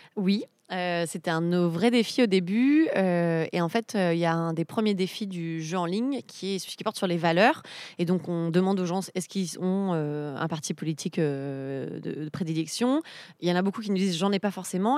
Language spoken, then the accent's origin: French; Misérieux, Auvergne-Rhône-Alpes, France; moved away; je suis née à Misérieux dans l'Ain